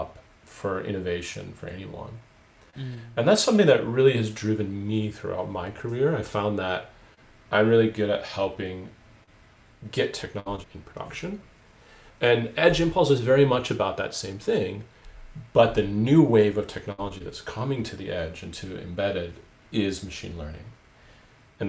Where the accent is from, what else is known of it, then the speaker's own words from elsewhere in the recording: Michigan, United States; moved away as an adult; also born or lived in Oulu, Finland; now in Finland; in 1996, actually, when I moved from Michigan to northern